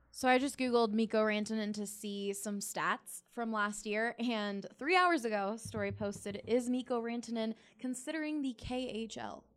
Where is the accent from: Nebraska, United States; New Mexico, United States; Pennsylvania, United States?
Pennsylvania, United States; Philadelphia; now in Denver, United States; I grew up in Philly